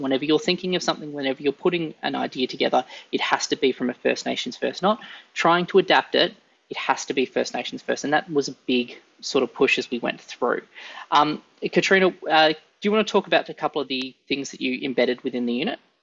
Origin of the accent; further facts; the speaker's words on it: Australia; as Australian leadership educators